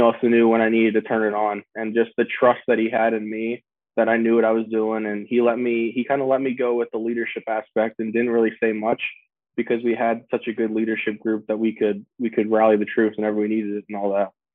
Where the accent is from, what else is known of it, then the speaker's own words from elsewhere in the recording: Hanover, Maryland, United States; I grew up in Hanover, which is about 15 minutes from Piney